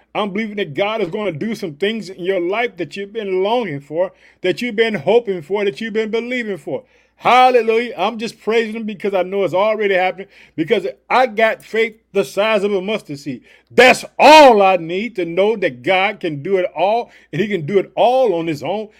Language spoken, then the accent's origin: English; Illinois, United States; I live in the city of Chicago, but Illinois is my home state.